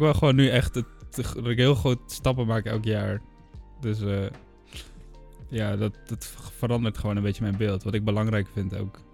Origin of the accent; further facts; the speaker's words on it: Enschede, Overijssel, Netherlands; moved away as an adult; now in Utrecht, Netherlands; ik kom uit Enschede, daar wonen mijn ouders